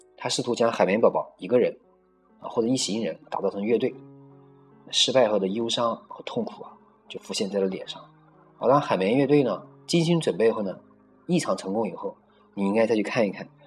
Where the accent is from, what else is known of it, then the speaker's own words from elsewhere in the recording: China; 我们中国人啊，很多人生长在红旗下